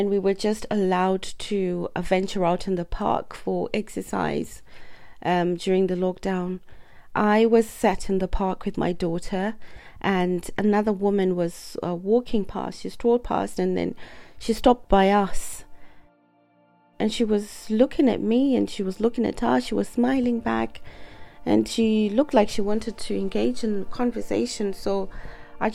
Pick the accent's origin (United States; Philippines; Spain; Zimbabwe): Zimbabwe; moved away as an adult; now in Glasgow, United Kingdom; I am from Zimbabwe.